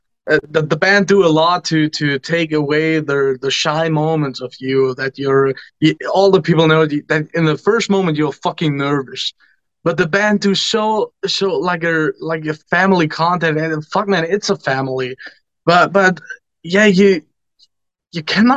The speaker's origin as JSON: {"language": "English", "country": "Germany", "said": "I come from Germany, near a little village"}